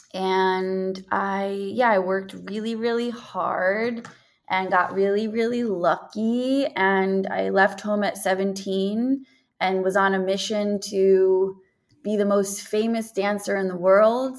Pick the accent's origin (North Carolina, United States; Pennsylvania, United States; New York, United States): New York, United States; New York City; I was born in Greenwich Hospital, New York City. I was raised in the Bronx.